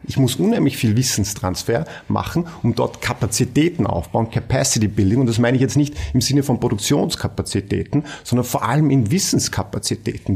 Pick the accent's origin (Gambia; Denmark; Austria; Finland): Austria; bei uns in Österreich